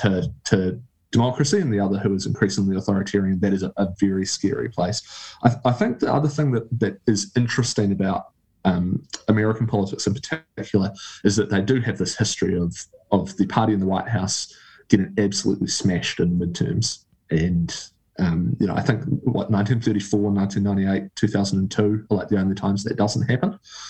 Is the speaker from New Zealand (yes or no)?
yes; New Zealand; as a Kiwi